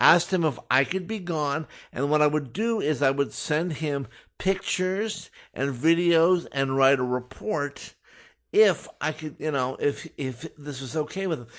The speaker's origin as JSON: {"language": "English", "town": "Los Angeles", "region": "California", "country": "United States", "tie": "born or raised there", "said": "I'm born and raised in Los Angeles"}